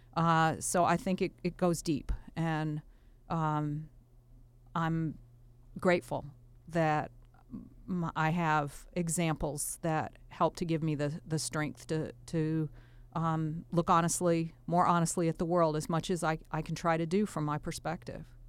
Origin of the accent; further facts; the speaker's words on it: Virginia, United States; also born or lived in Tennessee; now in Wisconsin, United States; I live in Wisconsin now, but I, uh, was born in Tennessee and raised in Virginia